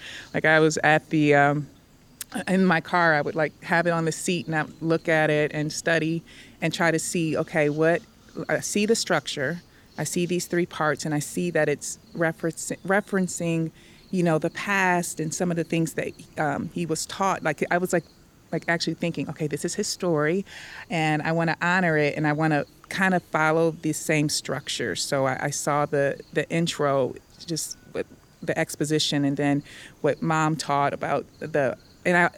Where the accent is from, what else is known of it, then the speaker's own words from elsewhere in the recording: Detroit, Michigan, United States; moved away as an adult; also born or lived in Kentucky / Arkansas; now in Atlanta, United States; I'm from Detroit, where we love ourselves